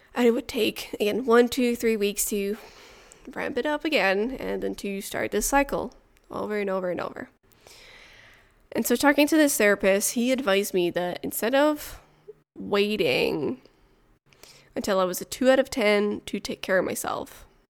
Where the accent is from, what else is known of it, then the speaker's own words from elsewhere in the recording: Montreal, Quebec, Canada; first language French; English is a second language; also born or lived in near Ottawa; now in Ottawa area, Canada; I am originally from Montreal, but I now live in the countryside near Ottawa.